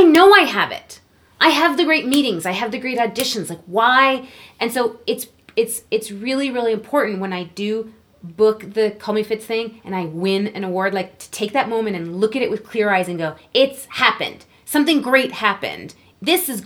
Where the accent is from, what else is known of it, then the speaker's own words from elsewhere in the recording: Canada; my home country.